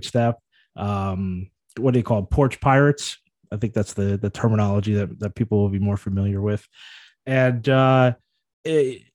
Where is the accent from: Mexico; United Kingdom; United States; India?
United States; New York City, New York; moved away as an adult; as a New Yorker